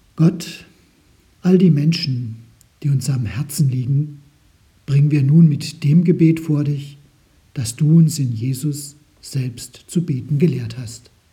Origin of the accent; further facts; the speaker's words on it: Germany; bei uns in Deutschland